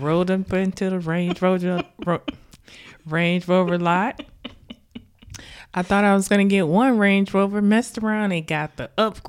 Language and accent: English; Lake City, United States; I came from my hometown. Shout out to Lake City, y'all.